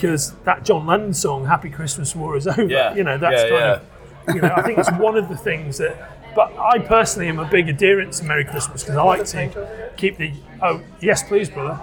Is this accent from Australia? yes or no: no; Liverpool, North West England, United Kingdom; moved away as an adult; now in London, United Kingdom; Liverpool, my hometown